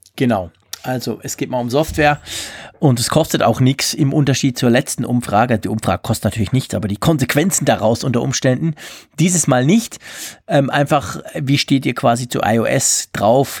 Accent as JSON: {"language": "German", "country": "Switzerland", "said": "bei uns in der Schweiz"}